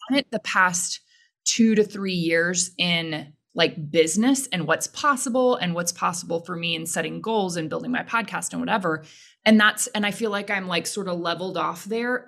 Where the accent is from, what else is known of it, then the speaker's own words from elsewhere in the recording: Houston, Texas, United States; I grew up in Houston, grew up in a religious household